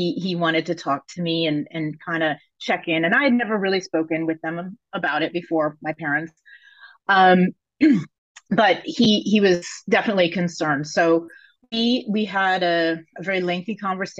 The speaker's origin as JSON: {"language": "English", "region": "Connecticut", "country": "United States", "also_born_or_lived": "North Carolina", "moved": "as an adult", "said": "I was living in, North Carolina at the time. And I'm from Connecticut."}